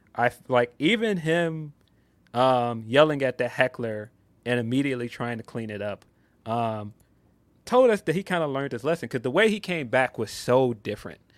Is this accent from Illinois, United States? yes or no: yes; Chicago, Illinois, United States; I love Chicago with my whole heart. Um, come on, man. Bulls fan, everything about Chicago. I am a Chicagoan